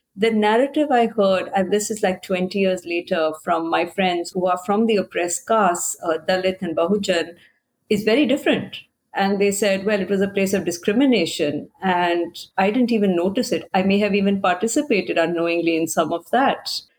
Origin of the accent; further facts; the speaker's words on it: India; moved away as an adult; now in United States; I grew up Catholic in India